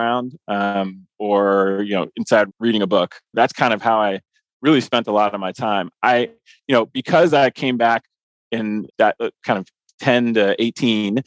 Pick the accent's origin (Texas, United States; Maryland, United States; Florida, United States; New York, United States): Maryland, United States; Columbia; moved away; I grew up in Columbia, Maryland